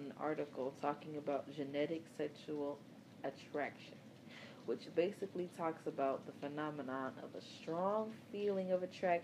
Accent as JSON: {"language": "English", "town": "Chicago", "region": "Illinois", "country": "United States", "said": "I'm from Chicago"}